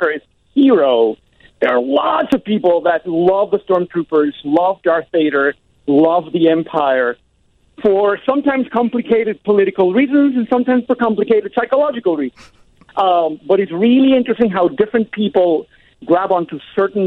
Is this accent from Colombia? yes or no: no; Puerto Rico; moved away; I'm from Puerto Rico